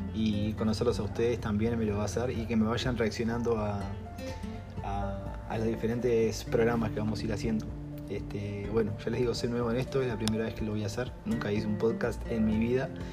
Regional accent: Uruguay; soy uruguayo

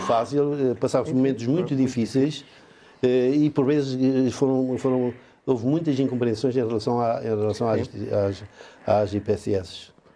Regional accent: Valpaços, Norte, Portugal; moved away as an adult; now in Chaves, Portugal; a minha terra era o Valpaços

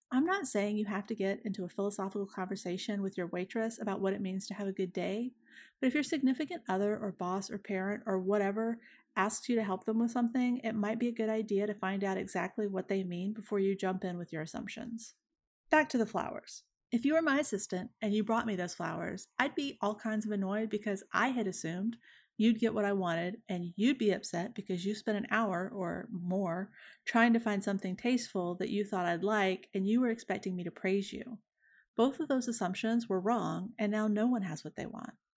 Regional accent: Deep South, United States; I am from the Deep South and was raised in large part by a woman who was raised here in the early nineteen hundreds

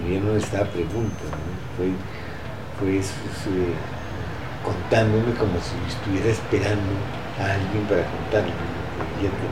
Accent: Bogotá, Colombia; en Chocotá, en La calle donde yo nací.

